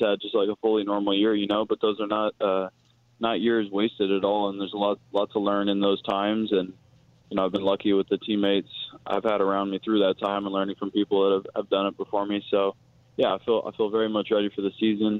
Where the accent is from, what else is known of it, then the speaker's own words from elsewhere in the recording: Oakland, California, United States; I'm from Oakland